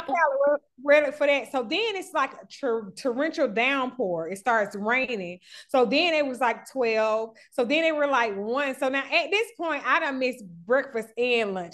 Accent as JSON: {"language": "English", "town": "Atlanta", "region": "Georgia", "country": "United States", "said": "I'm from Atlanta"}